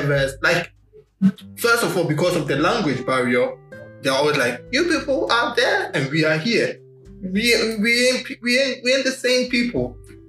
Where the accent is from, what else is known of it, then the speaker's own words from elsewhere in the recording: Ghana; I'm from Ghana